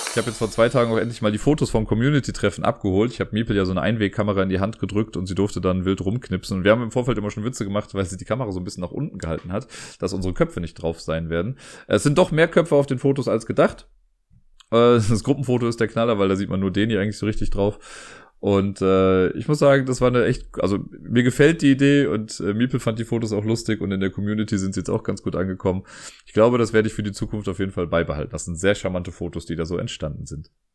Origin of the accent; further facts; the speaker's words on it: Cologne, North Rhine-Westphalia, Germany; was für mich als Kölner natürlich super ist, weil ich ja einer der wenigen Kölner bin, die mit Karneval nicht viel anfangen können